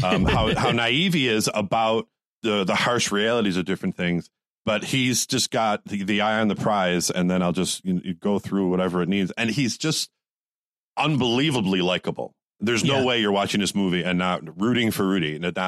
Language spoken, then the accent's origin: English; Buffalo, New York, United States; now in Columbus, United States; I'm from Buffalo, but I live in Columbus now